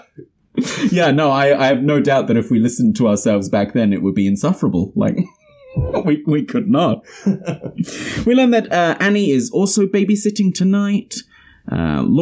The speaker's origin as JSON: {"language": "English", "country": "New Zealand"}